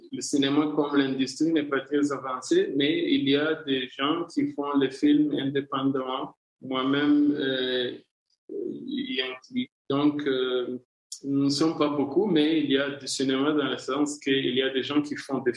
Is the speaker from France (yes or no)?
no; Rwanda; moi, je suis né et grandi en Afrique. Toutes mes histoires sont premièrement inspirées ou informées par euh, mon expérience comme Africain.